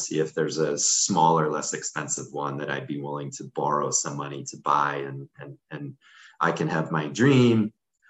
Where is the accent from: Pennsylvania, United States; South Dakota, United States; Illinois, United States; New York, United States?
New York, United States; Syracuse; moved away; I grew up in Syracuse, New York, which is known for being one of the cloudiest places on the planet